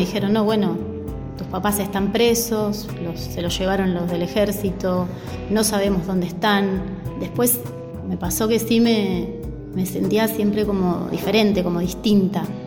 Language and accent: Spanish; Castelar, Buenos Aires Province, Argentina; Yo nací en Castelar, me crié en Castelar